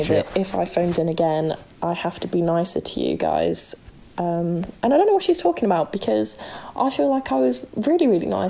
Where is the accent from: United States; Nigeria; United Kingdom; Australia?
United Kingdom; England; my fellow Englishman will enjoy it.